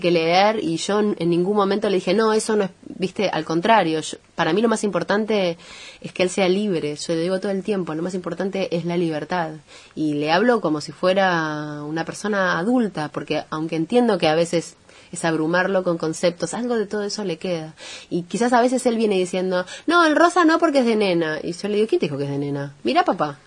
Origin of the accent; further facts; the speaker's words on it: Montevideo, Uruguay; now in Argentina; esencialmente provengo del Cerro de Montevideo